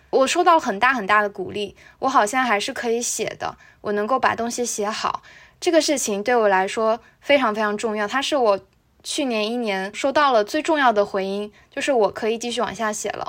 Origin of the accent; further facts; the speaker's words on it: Ningde, Fujian, China; 我所在的这个小城宁德